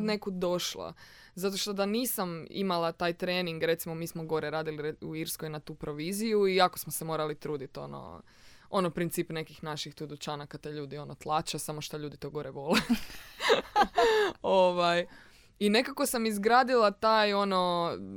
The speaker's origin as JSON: {"language": "Croatian", "town": "Rijeka", "region": "Primorje-Gorski Kotar County", "country": "Croatia", "moved": "as an adult", "lives_now": "Zagreb, Croatia", "said": "Da, ja sam iz Rijeke. I uglavnom kad sam se doselila u Zagreb, 2016."}